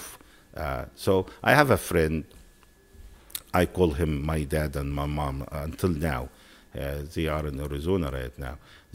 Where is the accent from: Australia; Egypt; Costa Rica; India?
Egypt; Upper Egypt; English is a second language; moved away as an adult; also born or lived in San Francisco; now in United States; I'm from Upper Egypt